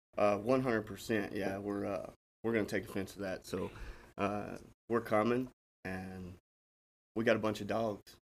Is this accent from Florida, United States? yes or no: no; Smyrna, Tennessee, United States; I grew up in Smyrna